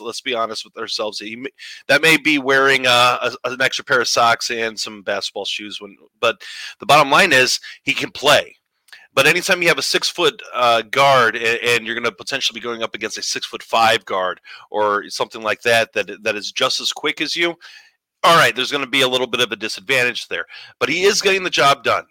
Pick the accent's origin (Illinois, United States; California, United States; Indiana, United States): Indiana, United States; Northwest; I I'm from Northwest Indiana. I live up here